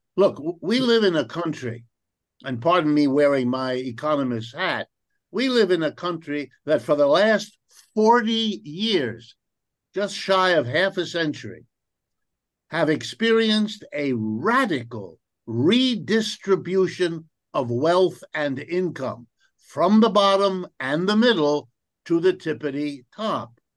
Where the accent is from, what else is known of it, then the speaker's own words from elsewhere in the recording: New Rochelle, New York, United States; also born or lived in Ohio; my family moved east, and around the time I was five years old, and settled in a suburb of New York City. And the name of that suburb is New Rochelle, New York